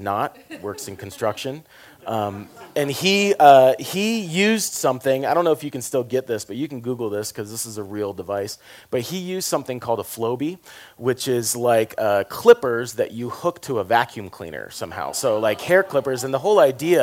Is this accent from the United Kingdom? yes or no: no; the South, United States; I'm from the South